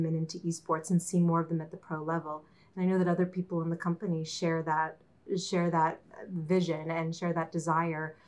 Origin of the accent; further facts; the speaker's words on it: Pittsburgh, Pennsylvania, United States; We're from Pittsburgh, right? We've grown up cheering for the Steelers and the Pirates